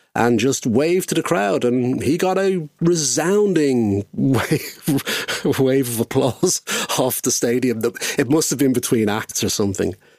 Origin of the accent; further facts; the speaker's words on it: Dublin, Leinster, Ireland; I'm from Dublin and was, of course, living in Dublin at the time